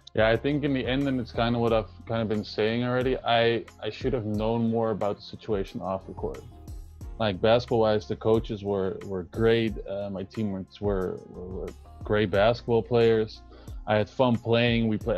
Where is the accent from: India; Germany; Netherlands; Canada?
Netherlands; Amsterdam, North Holland; also born or lived in Spain / California; I'm from Amsterdam, the Netherlands